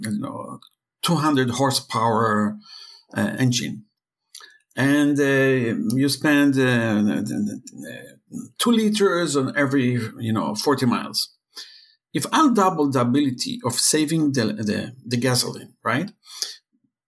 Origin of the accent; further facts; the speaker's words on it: Israel; I'm from Israel, hacking is part of our life